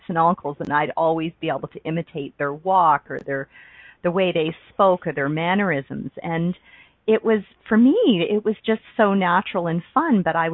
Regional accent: Ontario, Canada; I grew up in Ontario, Canada, on the East Coast

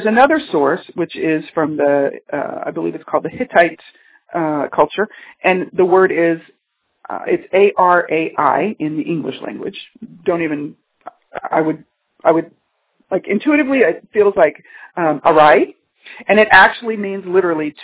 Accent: Texas, United States; moved away as an adult; also born or lived in California; I was born in Texas, I had grown up in the energy of a city in Texas

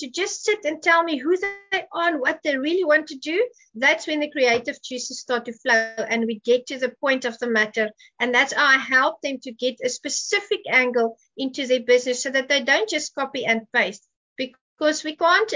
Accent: South Africa; I'm from Africa

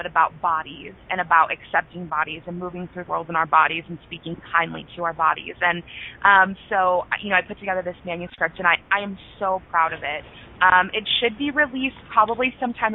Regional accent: Norman, Oklahoma, United States; my hometown of Norman, the university that's here, the University of Oklahoma

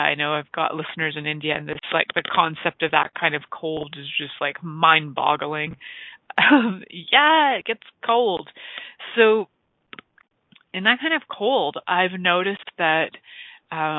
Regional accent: Canada; growing up in Canada, we have these cold winters

